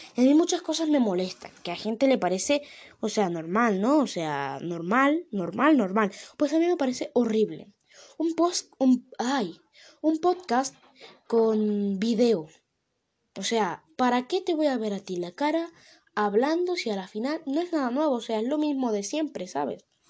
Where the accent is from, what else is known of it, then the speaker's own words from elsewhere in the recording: Venezuela; now in Spain; yo soy de Venezuela